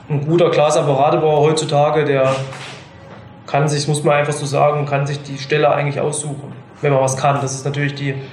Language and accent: German; Hinternau, Thuringia, Germany; ich komme eigentlich aus Hinternau, da sitzt hier ein Dorf im Thüringer Wald